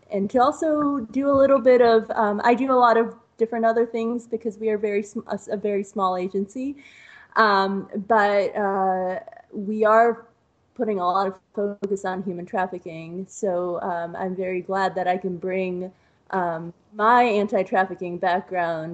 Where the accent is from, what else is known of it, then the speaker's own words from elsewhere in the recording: East Coast, United States; moved away as an adult; now in Ohio, United States; I'm originally from the East Coast